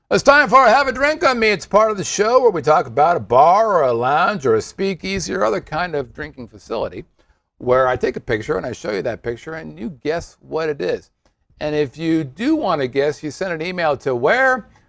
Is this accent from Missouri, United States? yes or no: no; Poughkeepsie, New York, United States; from Poughkeepsie.